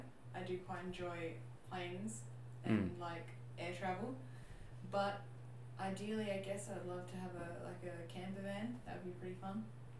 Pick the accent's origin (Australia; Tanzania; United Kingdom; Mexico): Australia; Bunbury, Western Australia; I was born in Bunbury. Mm. And I live in Bunbury, Australia. So I'm fair, like, I'm local, but I'm not local to Brunswick area.